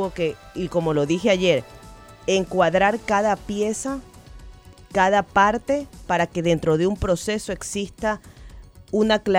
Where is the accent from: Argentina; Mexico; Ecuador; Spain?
Ecuador; disculpe, perdón, es que soy de Ecuador, ¿no?